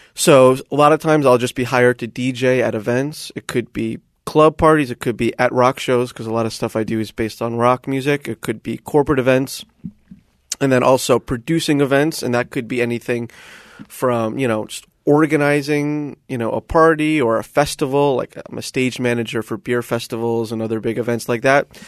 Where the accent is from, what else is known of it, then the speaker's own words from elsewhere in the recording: Coral Springs, Florida, United States; moved away as an adult; now in Shanghai, China; I am from a shitty little suburb called Coral Springs, Florida